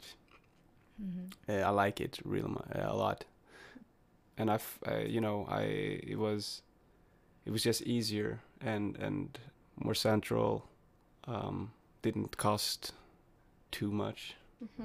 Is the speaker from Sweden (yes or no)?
yes; Sweden; I'm from Sweden.